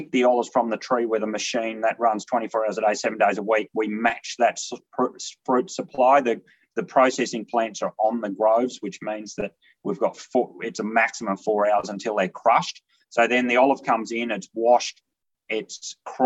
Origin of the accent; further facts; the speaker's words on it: Longreach, Western Queensland, Australia; moved away; also born or lived in Kimberley / Geelong; I'm originally from Longridge in Western Queensland. My mother drew a little block off a larger station